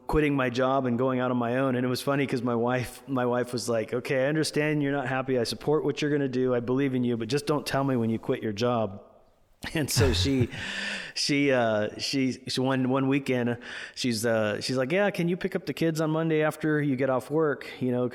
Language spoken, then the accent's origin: English; California, United States; I'm from the United States in California here